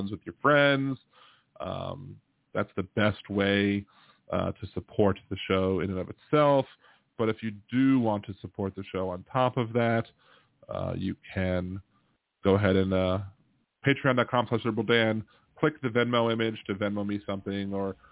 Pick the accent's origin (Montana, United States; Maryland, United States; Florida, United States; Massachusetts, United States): Maryland, United States; moved away; I'm from Maryland